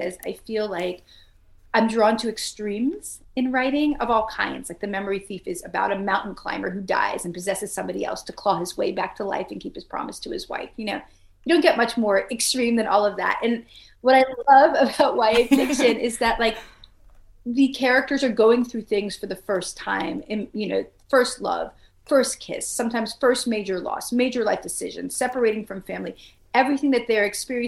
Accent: New York City, New York, United States; now in North Carolina, United States; I grew up in Brooklyn, New York. Now I live in coastal North Carolina

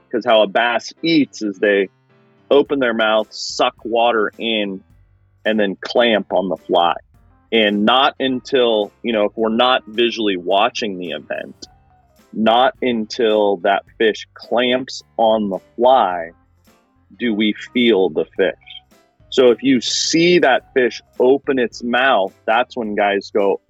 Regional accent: Penn Valley, California, United States; I grew up in Penn Valley, California

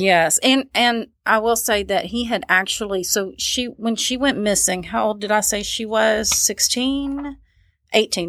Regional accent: Louisville, Kentucky, United States; my hometown of Louisville, Kentucky

